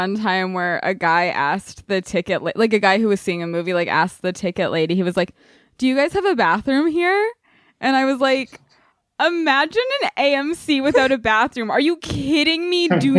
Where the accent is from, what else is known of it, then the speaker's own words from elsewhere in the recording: Los Angeles, California, United States; I am from the wet side of Los Angeles.